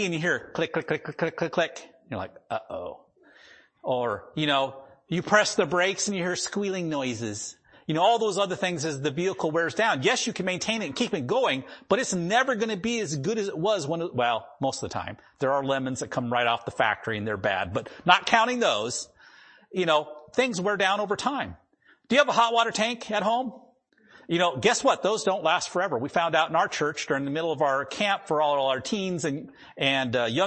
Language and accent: English; North Dakota, United States; first language English; now in Washington, United States; where I grew up in North Dakota